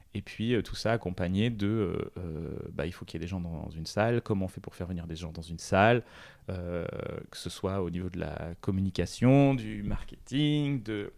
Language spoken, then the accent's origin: French; Réunion; moved away; Quand j'étais petit, je vivais à La Réunion